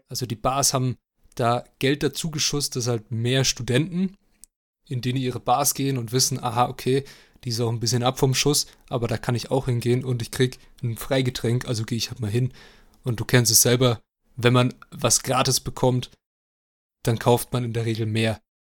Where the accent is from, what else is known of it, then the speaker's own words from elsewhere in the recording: Germany; als Deutscher